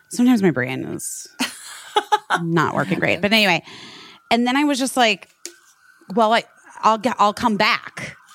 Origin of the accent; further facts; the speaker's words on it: Arizona, United States; we're both from Arizona.